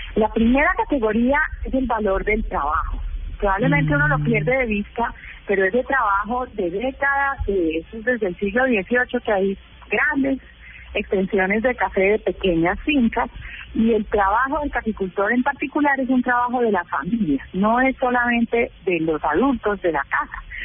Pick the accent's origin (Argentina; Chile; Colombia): Colombia; lo que somos los colombianos